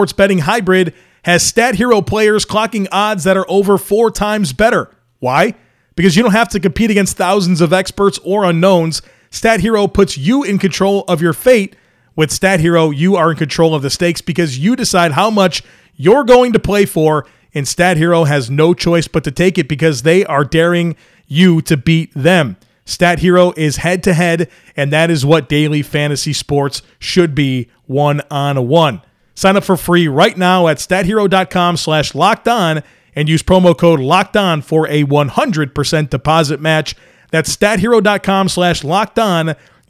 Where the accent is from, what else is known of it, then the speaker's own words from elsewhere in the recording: Buffalo, New York, United States; now in Charlotte, United States; I live in Charlotte, North Carolina. My wife's a big Panthers fan. That's not me, right? I'm from Buffalo. I'm a Bills fan.